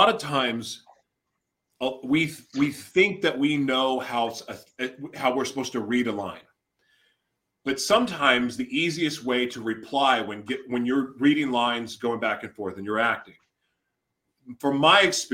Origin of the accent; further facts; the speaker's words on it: Oklahoma City, Oklahoma, United States; I grew up in Oklahoma City. I graduated from Westmore